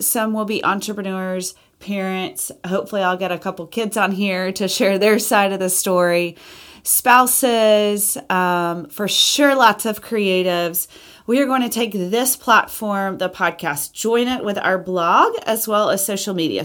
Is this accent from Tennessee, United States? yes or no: no; Auburn, Alabama, United States; I was born in Auburn, Alabama.